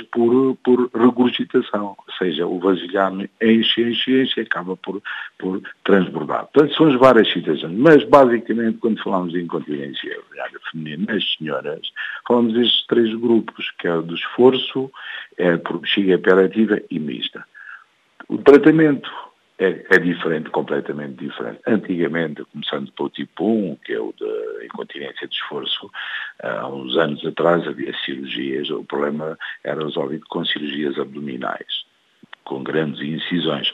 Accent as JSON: {"language": "Portuguese", "country": "Guinea-Bissau", "said": "um país onde eu sou originário, da Guiné-Bissau"}